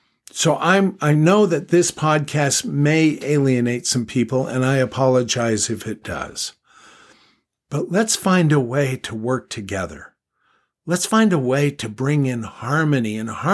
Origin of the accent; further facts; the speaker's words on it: Los Angeles, California, United States; I grew up in Los Angeles, California, and we celebrated American holidays, United States of America holidays.